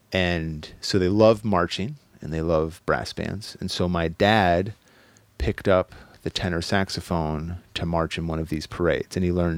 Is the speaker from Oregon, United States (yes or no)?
yes; Corvallis, Oregon, United States; also born or lived in Pocatello, Idaho; now in Los Angeles, United States; So born in Corvallis, Oregon.